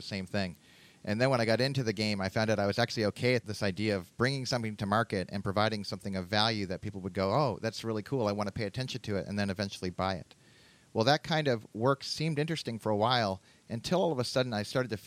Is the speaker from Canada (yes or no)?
yes; Canada; now in United States; I was growing up in Canada